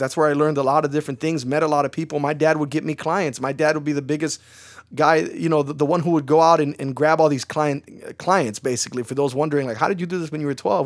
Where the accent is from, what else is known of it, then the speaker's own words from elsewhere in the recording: Chicago, Illinois, United States; I'm from Chicago. That's where I'm born and raised